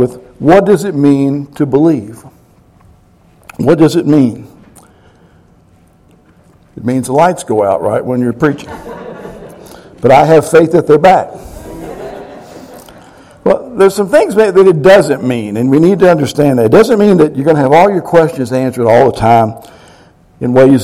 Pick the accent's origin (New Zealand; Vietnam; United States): United States; Kentucky; I'm from Kentucky